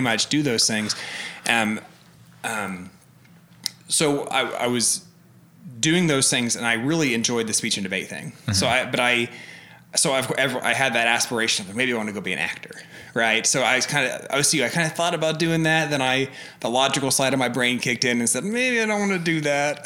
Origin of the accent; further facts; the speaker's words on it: Alva, Oklahoma, United States; moved away; Oklahoma, small town in northwest